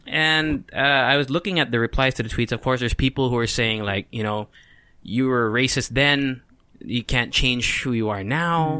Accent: California, United States; also born or lived in Mira Mesa, San Diego; now in Philippines; I grew up in California

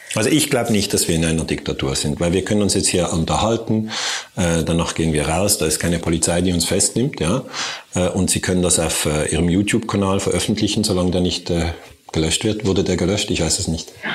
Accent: Switzerland; Also ich komme ja aus der Schweiz

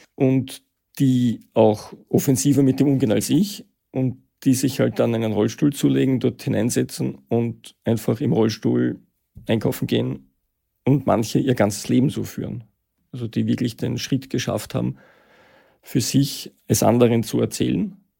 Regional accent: Vienna, Austria; Ich bin Mitte der 60er Jahre geboren in Wien, ähm, habe Schule und Studium in Wien absolviert

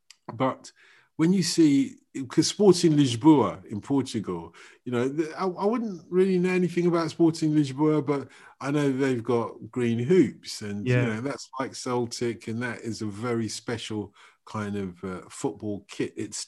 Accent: Nigeria; I'm Nigerian

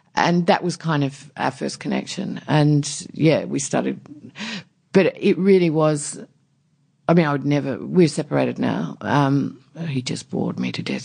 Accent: Warooka, South Australia, Australia; I grew up in a tiny country town in South Australia, um, near coastal town

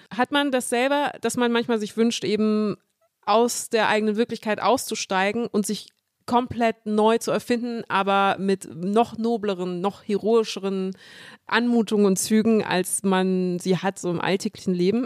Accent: Munich, Bavaria, Germany; ich bin in München geboren und aufgewachsen

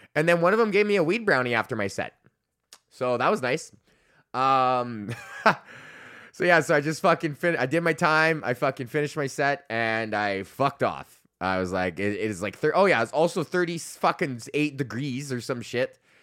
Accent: Alberta, Canada; I'm from Alberta

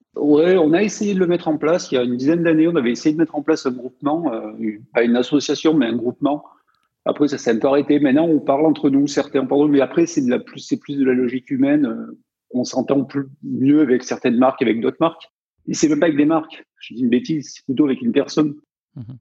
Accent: Provence-Alpes-Côte d'Azur, France; Moi, je venais des montagnes, donc euh, dans les Hautes-Alpes

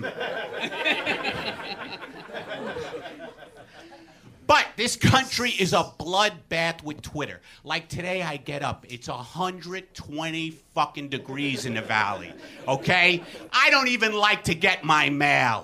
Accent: New York City, New York, United States; moved away; I was raised in Brooklyn

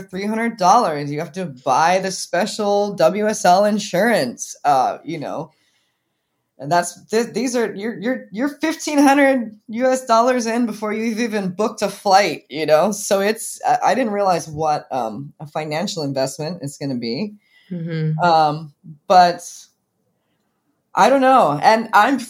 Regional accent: Kauai, Hawaii, United States; I grew up on Kauai, like we said, with the Irons brothers

